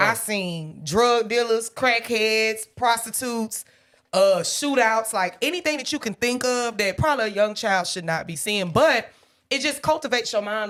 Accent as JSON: {"language": "English", "town": "Fayetteville", "region": "Georgia", "country": "United States", "tie": "born or raised there", "also_born_or_lived": "Atlanta, Georgia", "said": "I grew up in Fayetteville. Well, I went to school in Fayetteville."}